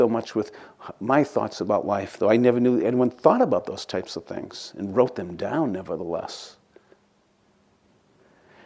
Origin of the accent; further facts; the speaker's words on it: outside of Boston, Massachusetts, United States; Growing up outside of Boston